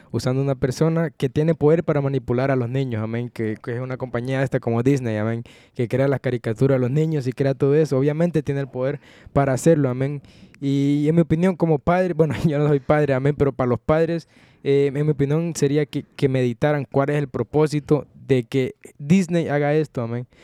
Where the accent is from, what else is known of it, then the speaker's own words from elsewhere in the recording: Honduras; moved away; mi país, Honduras